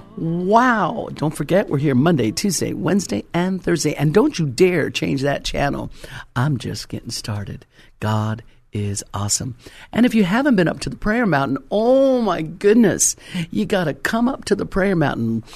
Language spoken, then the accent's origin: English; Colorado, United States; moved away; was originally, uh, born and raised in Colorado